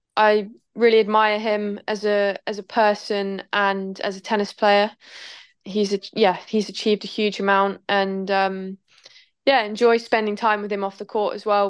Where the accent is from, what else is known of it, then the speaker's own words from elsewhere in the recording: Norwich, East of England, United Kingdom; We're both from Norwich